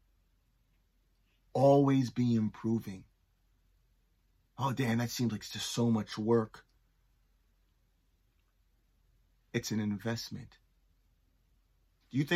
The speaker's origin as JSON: {"language": "English", "town": "Toronto", "region": "Ontario", "country": "Canada", "tie": "born or raised there", "also_born_or_lived": "East Coast of Canada", "moved": "yes", "said": "I grew up in Toronto and I moved to the East Coast of Canada"}